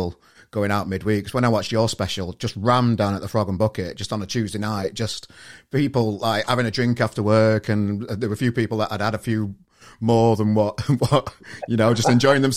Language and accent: English; Sheffield, Yorkshire and the Humber, United Kingdom; accent: Yorkshire twang; moved away as an adult; now in Manchester, United Kingdom; I'm not from here originally. I'm from Sheffield originally